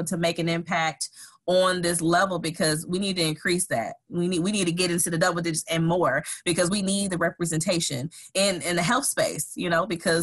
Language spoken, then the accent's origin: English; Saginaw, Michigan, United States; I'm originally from Saginaw, Michigan.